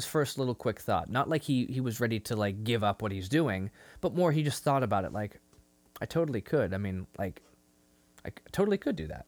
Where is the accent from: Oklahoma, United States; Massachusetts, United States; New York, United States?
Massachusetts, United States; Lynn; I grew up in Lynn